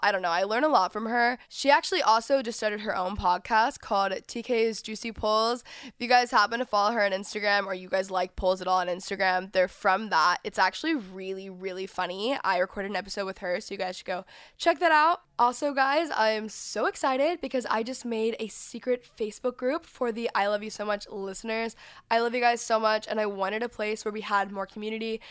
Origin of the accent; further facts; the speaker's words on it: Texas, United States; now in Los Angeles, United States; I was from Texas